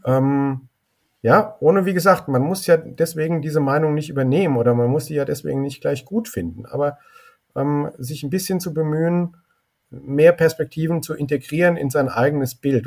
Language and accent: German; Germany; Ich bin sehr gerne in Deutschland groß geworden